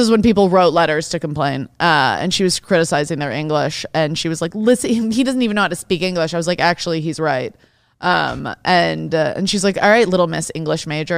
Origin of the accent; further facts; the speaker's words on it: Detroit, Michigan, United States; I grew up in Detroit